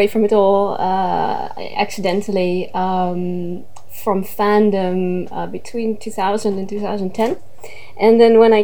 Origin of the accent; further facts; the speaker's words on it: Netherlands; I am Dutch. I'm native from the Netherlands.